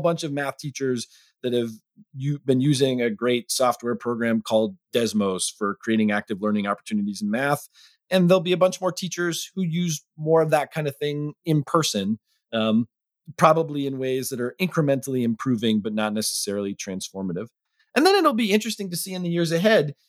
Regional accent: Arlington, Massachusetts, United States; my hometown school principal in Arlington, Massachusetts

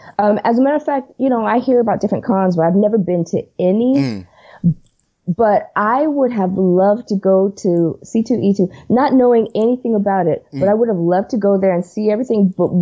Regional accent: Los Angeles, California, United States; born or raised there

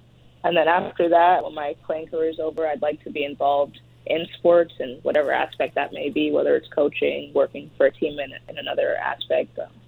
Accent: Canada; So that's definitely something I'm proud of as a Canadian woman

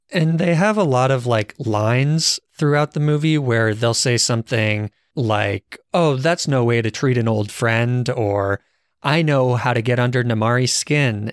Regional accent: Arizona, United States; I guess I'm from Arizona

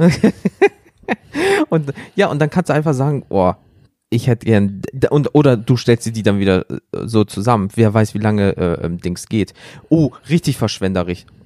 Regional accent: Rhineland, Germany; wir kommen ja aus dem Rheinland

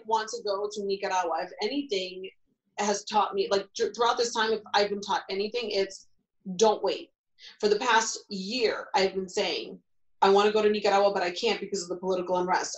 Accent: Ohio, United States; now in New York City, United States; where I grew up

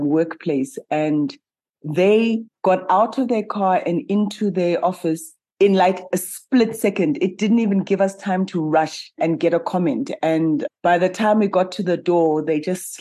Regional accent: South Africa; I'm a South African

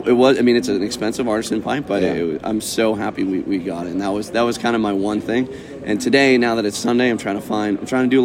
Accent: New England, United States; moved away as an adult; also born or lived in Kentucky / Georgia; now in Washington, United States; I'm from New England, best place in the world, but I live in Washington State.

